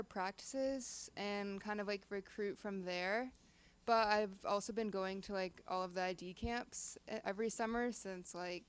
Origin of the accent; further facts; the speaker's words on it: Toronto, Ontario, Canada; moved away as an adult; now in Tampa, United States; I'm from Ontario, specifically Toronto.